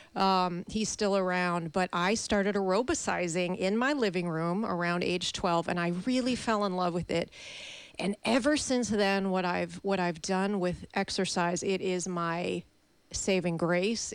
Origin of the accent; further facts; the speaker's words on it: Chicago, Illinois, United States; moved away; also born or lived in St. Louis; I'm originally from Chicago